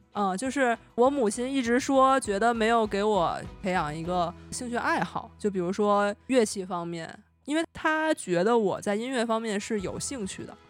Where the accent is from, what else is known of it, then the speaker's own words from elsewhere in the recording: Beijing, China; 我从小生活在北京嘛，就生活和升学 都在北京